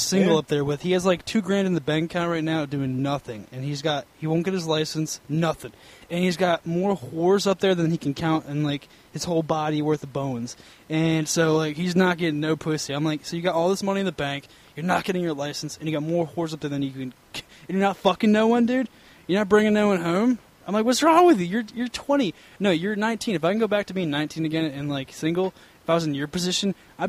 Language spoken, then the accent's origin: English; Boston, Massachusetts, United States; Because I'm from Boston, yo.